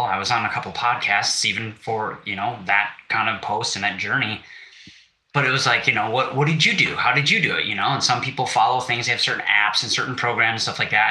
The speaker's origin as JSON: {"language": "English", "region": "Wisconsin", "country": "United States", "said": "I'm from Wisconsin."}